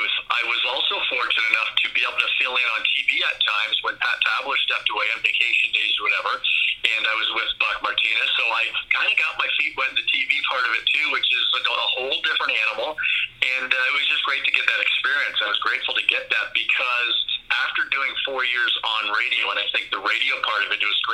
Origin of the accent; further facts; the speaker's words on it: Windsor, Ontario, Canada; I grew up here in Windsor, Ontario, as a Tigers fan, right across the border from Detroit